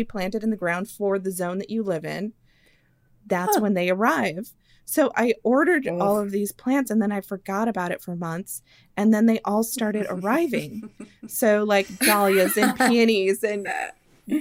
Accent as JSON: {"language": "English", "area": "outside of Chicago", "region": "Illinois", "country": "United States", "tie": "born or raised there", "moved": "yes", "lives_now": "Southern United States", "said": "lilacs that I grew up with outside of Chicago"}